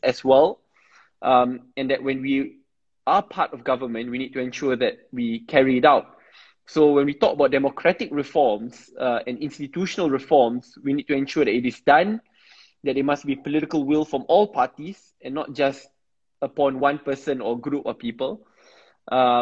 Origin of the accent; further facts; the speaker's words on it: Malaysia; we are all Malaysian. So we are, in the end, Malaysian first